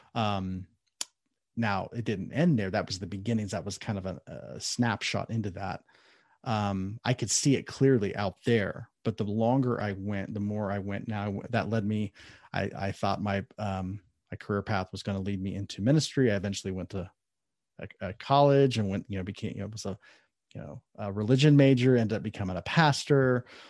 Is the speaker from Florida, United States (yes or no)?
no; Columbus, Ohio, United States; now in Southern California, United States; I was born and raised in Ohio, Columbus, Ohio